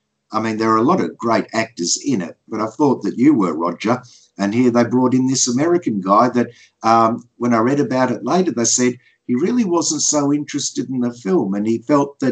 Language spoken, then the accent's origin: English; Australia; I'm an Aussie